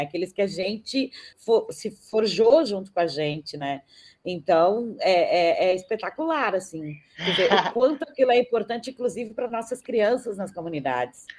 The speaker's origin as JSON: {"language": "Portuguese", "country": "Brazil", "said": "sou brasileira"}